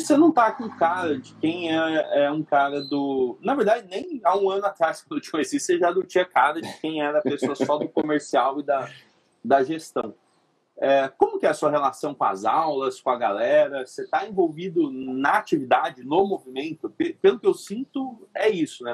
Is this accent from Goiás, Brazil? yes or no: no; São Carlos, São Paulo, Brazil; nasci em São Carlos, que é interior de São Paulo